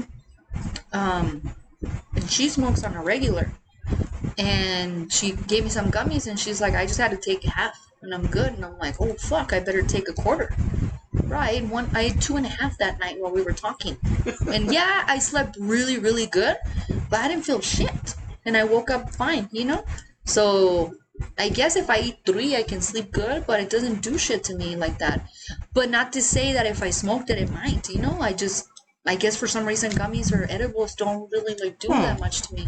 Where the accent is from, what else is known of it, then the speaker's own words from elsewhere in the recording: United States; I'm American too